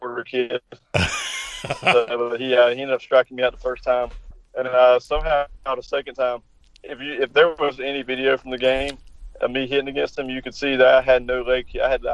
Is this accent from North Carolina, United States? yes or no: yes; North Carolina, United States; I'm from North Carolina